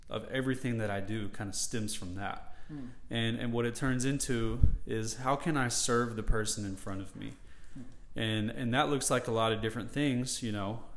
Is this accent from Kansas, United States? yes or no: no; Murfreesboro, Tennessee, United States; I grew up in Murfreesboro, so it has a special place in my heart. It's been my community for my 30 years